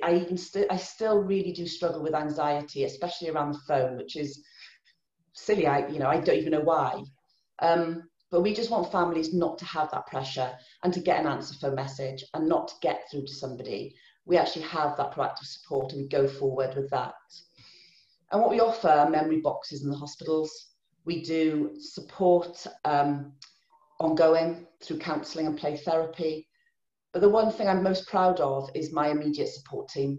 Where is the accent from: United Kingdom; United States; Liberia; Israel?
United Kingdom; Pembrokeshire, Wales; I'm from Pembrokeshire originally, that's where I was born and grew up